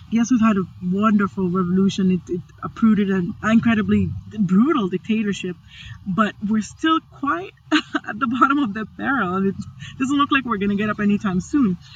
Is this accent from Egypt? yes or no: yes; Egypt; also born or lived in Sudan / Libya; I was born in Sudan and I left when I was about three. And I grew up in so many different places. Uh, grew up in the Middle East, I grew up in Libya, and then it was about 10 years stretch in Egypt.